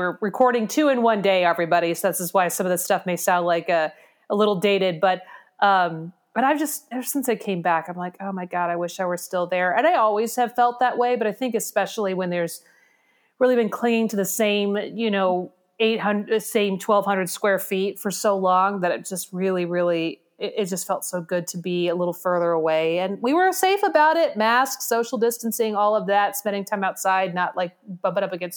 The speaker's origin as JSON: {"language": "English", "region": "Oregon", "country": "United States", "said": "We're white girls from Oregon"}